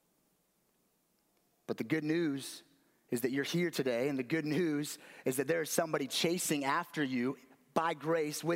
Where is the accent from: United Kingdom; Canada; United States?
United States; Las Vegas, Nevada; moved away; I grew up in Vegas